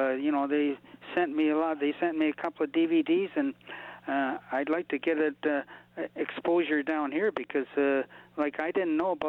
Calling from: Windsor, Ontario, Canada; I'm calling actually from Windsor, Ontario, Canada

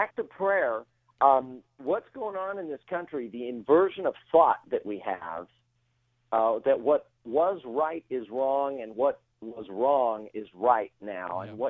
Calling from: Woodland Hills, California, United States; I am right now in Woodland Hills.

